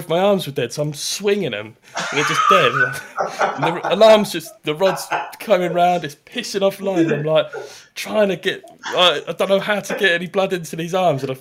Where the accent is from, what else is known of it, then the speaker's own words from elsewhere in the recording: Ardleigh, East of England, United Kingdom; I grew up in Ardley, so I walked around it an awful lot.